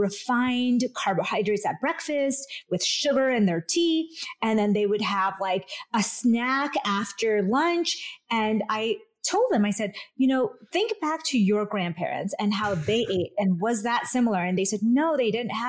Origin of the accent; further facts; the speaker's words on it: Vadodara, Gujarat, India; now in United States; I was born in India, actually, in Western India, in the state of Gujarat, in a small town called Baroda